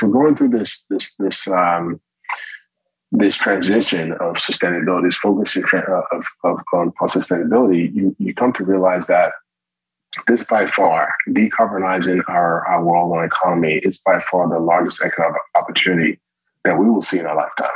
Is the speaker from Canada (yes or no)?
no; Morristown, New Jersey, United States; I was born in Morristown, New Jersey